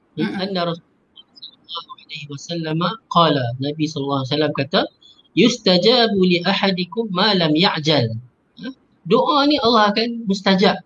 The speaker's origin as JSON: {"language": "Malay", "region": "Penang", "country": "Malaysia", "said": "Macam saya orang Penang, saya doa dalam bahasa Penang"}